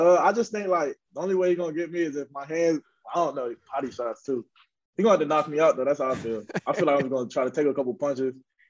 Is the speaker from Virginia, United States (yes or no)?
yes; Virginia, United States; also born or lived in Maryland; so I grew up in Virginia. Was born in Maryland, went back to Maryland with my dad